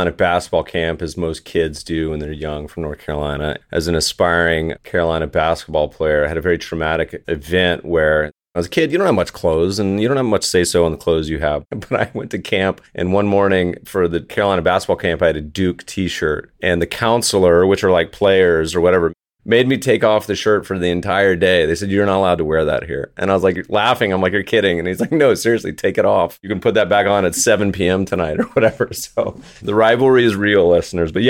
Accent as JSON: {"language": "English", "country": "Israel", "tie": "born or raised there", "moved": "as an adult", "lives_now": "United States", "said": "I grew up in Israel"}